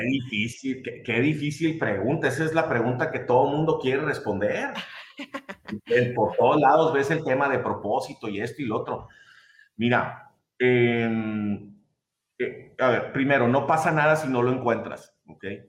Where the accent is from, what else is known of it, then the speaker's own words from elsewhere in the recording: Mexico; soy mexicano